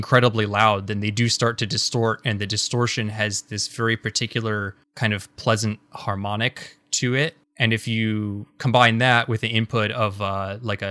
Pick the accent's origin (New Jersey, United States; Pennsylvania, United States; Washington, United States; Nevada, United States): Washington, United States; Seattle; I'm from Seattle